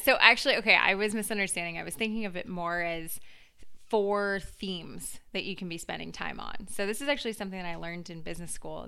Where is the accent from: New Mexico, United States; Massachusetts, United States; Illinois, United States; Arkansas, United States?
Massachusetts, United States; Duxbury; also born or lived in Los Angeles; I live in Boston now, but I was originally from Duxbury